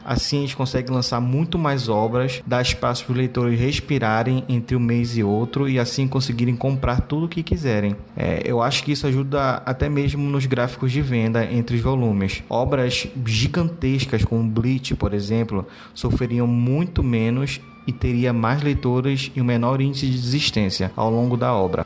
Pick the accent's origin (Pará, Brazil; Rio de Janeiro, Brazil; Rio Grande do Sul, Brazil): Pará, Brazil; Belém; sou de Belém do Pará.